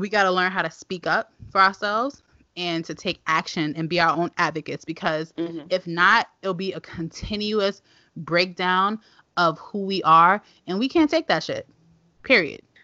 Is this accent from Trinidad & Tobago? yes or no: no; New York City, New York, United States; We live, we live in Clinton Hill. I grew up in Clinton Hill, and you know we have stoop kids.